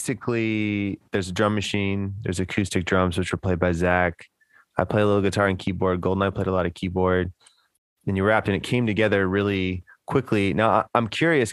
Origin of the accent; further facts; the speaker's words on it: Houston, Texas, United States; growing up in Houston in the, you know, late 90s, early 2000s